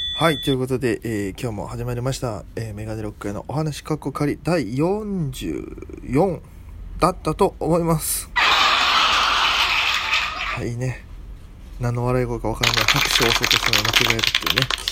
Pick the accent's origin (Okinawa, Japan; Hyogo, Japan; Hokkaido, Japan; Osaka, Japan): Okinawa, Japan; accent: Okinawan intonation; moved away; 僕がただ あの沖縄出身なんでねちょっとイントネーション沖縄っぽくなっちゃうんですけども